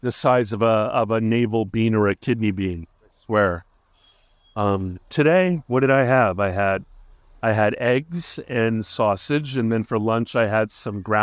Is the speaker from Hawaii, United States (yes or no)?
yes; Hawaii, United States; born or raised there